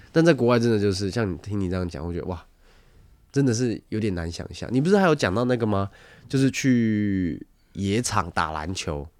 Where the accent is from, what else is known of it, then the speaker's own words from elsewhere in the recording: Taiwan; 可是高中的时候，呃， 高中生大学，我爸一直想要就叫我出国念书，但我们那时候不想，因为朋友都在台湾这样